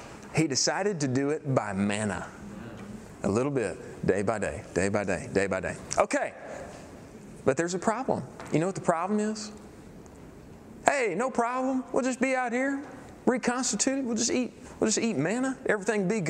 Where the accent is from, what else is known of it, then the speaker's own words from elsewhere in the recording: East Texas, United States; We're deep East Texas